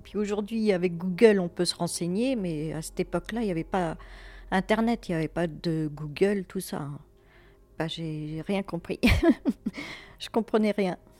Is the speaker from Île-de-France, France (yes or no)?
yes; Fontainebleau, Île-de-France, France; now in Villeneuve-sur-Yonne, France; j'ai grandi euh, à Fontainebleau, dans une cité.